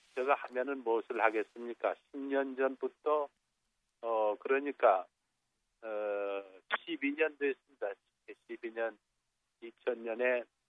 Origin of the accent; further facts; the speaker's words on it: Jeju, South Korea; 우리 고향에